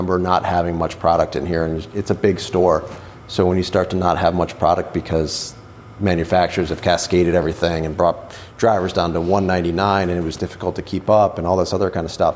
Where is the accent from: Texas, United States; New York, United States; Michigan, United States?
New York, United States; Western; moved away as an adult; also born or lived in Richmond, Virginia; now in Washington, D.C. area, United States; I'm from Western New York originally